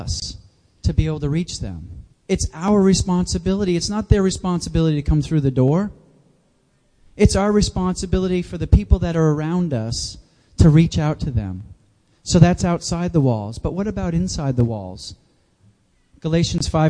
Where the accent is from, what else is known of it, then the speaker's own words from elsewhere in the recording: New Hampshire, United States; moved away as an adult; also born or lived in Jacksonville, Florida; I grew up in the Granite State